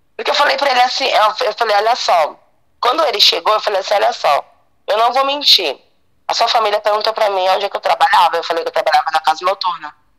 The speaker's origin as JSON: {"language": "Portuguese", "region": "Bahia", "country": "Brazil", "moved": "yes", "said": "eu sou baiana"}